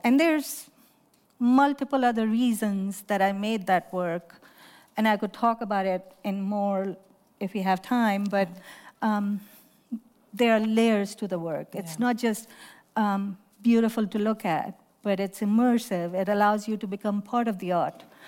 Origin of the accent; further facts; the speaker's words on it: Lahore, Punjab, Pakistan; moved away as an adult; now in United States; I grew up in Pakistan